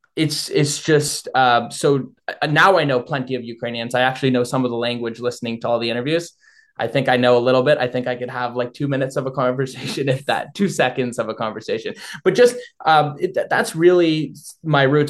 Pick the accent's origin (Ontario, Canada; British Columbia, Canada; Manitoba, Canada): Ontario, Canada; Thornhill; moved away as an adult; now in London, Canada; I grew up in York Region. I was uh, was born and raised in a small town called Thornhill, I now go to school in London